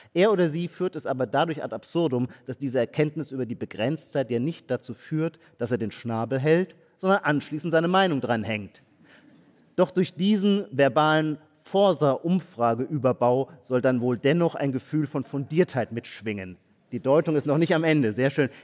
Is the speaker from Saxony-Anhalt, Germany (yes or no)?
no; Baden-Württemberg, Germany; Ich komme auch aus Baden-Württemberg.